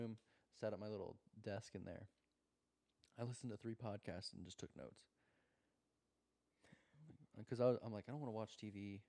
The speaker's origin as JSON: {"language": "English", "region": "Illinois", "country": "United States", "tie": "born or raised there", "also_born_or_lived": "Oklahoma", "moved": "as an adult", "lives_now": "Florida, United States"}